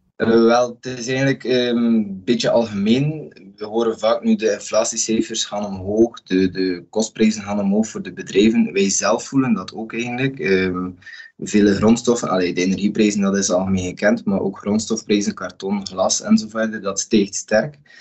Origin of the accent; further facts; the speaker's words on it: Westhoek, West Flanders, Belgium; Ik ben afkomstig van de Westhoek in West-Vlaanderen